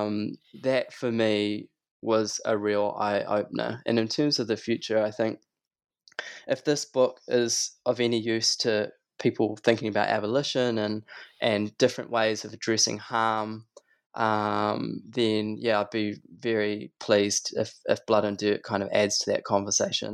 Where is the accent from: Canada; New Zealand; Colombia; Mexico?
New Zealand; Christchurch, Canterbury; when I was a kid, I grew up in Christchurch